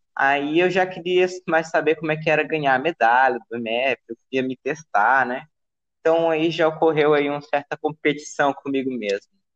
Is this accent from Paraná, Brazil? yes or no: no; Palmas, Tocantins, Brazil; nasci em Palmas e sempre morei aqui com os meus pais